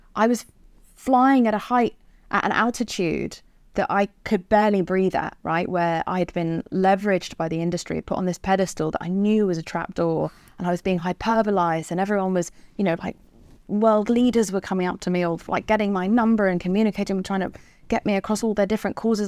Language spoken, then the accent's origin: English; England, United Kingdom; I'm English